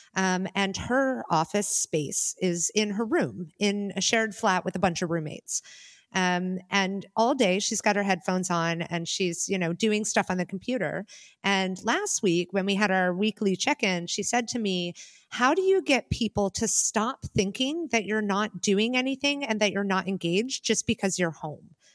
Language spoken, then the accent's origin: English; United States; now in Germany; I'm an expat and I live in Germany, although I'm Amer-, I'm an American